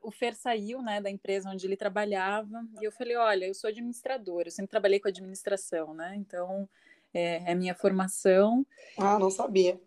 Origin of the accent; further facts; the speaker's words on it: Curitiba, Paraná, Brazil; sou curitibana, nascida e criada aqui, curitiboca